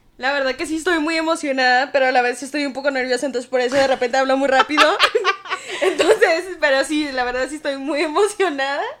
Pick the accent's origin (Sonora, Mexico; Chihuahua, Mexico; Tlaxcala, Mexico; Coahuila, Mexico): Chihuahua, Mexico; Ciudad Juárez; moved away as an adult; also born or lived in El Paso, Texas / Mexicali; now in Torreón, Mexico; yo nací en El Paso, Texas, pero viví en Ciudad Juárez, Chihuahua.